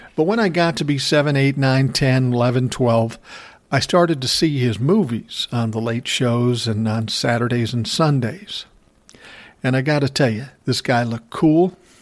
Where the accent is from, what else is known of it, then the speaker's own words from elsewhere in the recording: Minnesota, United States; my home state, Minnesota